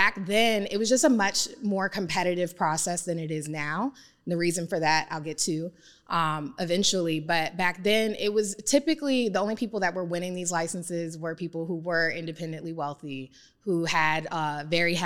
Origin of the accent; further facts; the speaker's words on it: Prince George's County, Maryland, United States; I am born and raised in Prince George's County, Maryland, where I now operate